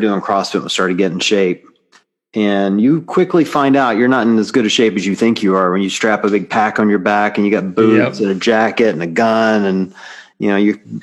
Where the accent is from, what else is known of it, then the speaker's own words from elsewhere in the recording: the South, United States; I grew up in the South